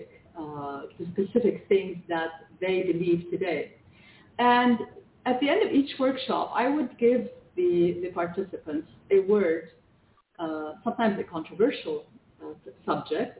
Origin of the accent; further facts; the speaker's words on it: Canada; English is a second language; now in Lebanon; I was born in Lebanon, and as a child, we immigrated to Canada